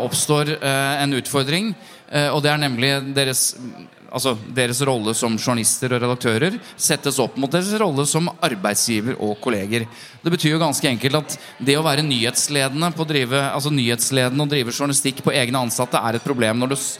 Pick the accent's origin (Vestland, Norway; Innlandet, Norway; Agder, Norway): Innlandet, Norway; Jevnaker; Nå er jeg fra Jevnaker, da, ikke fra Bærum